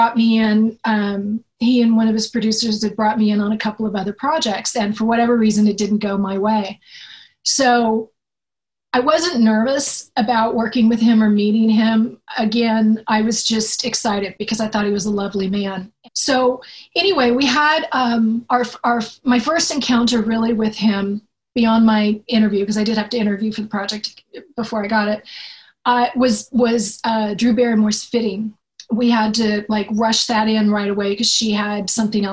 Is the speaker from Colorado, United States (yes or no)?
no; Sonoma County, California, United States; also born or lived in Los Angeles; now in Marin County, United States; I grew up in the town, the county where we filmed Scream